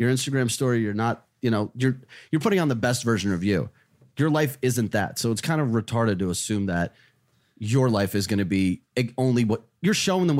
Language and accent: English; New Jersey, United States; also born or lived in Russia; I'm just a fucking kid from, well, Russia, but Jersey. Like, I grew up in Jersey.